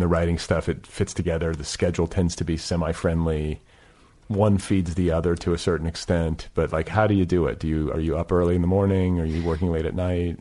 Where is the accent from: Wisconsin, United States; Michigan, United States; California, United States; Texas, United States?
Wisconsin, United States; Milwaukee; moved away as an adult; also born or lived in Midwest; I was raised in Milwaukee, and then I left, you know, I also moved around the Midwest, but then went west for college